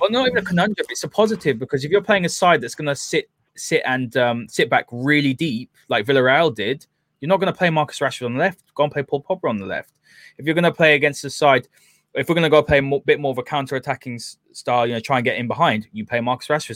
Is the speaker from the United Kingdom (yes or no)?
yes; United Kingdom; we're, we're both British, you know, from here